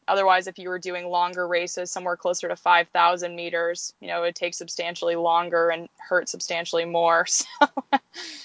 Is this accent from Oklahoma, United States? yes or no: no; Anchorage, Alaska, United States; near Anchorage. So this place where we live now